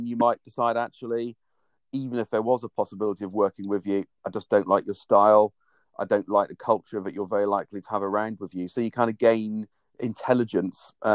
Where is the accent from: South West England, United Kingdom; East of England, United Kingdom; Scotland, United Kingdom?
South West England, United Kingdom; Cornwall; moved away; I grew up in Cornwall